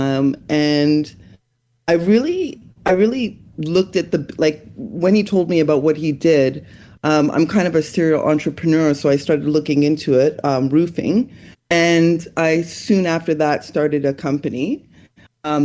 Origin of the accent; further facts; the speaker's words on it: Toronto, Ontario, Canada; I'm in Toronto, Canada. I was born and raised here